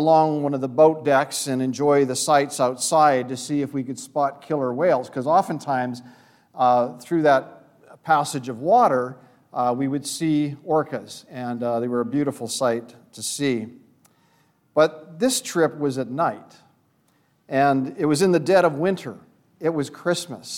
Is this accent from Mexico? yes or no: no; Vancouver, British Columbia, Canada; I grew up in Vancouver, British Columbia.